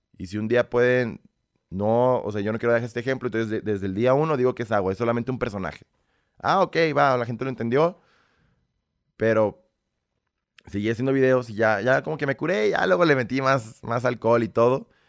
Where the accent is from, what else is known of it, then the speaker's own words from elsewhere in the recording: Mexico; also born or lived in Belarus; Aquí los mexicanos siempre vamos a apoyar a nuestra gente primero